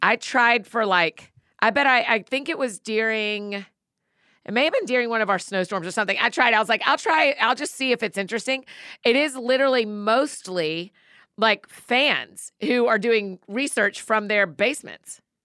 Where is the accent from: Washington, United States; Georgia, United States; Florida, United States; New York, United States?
Georgia, United States; Marietta; Marietta, my hometown people